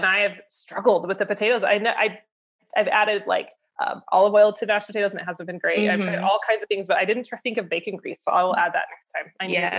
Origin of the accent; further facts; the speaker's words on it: Idaho, United States; I'm from Idaho.